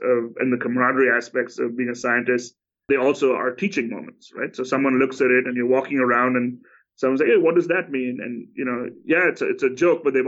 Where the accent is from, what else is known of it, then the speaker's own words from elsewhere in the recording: India; moved away; I grew up in India.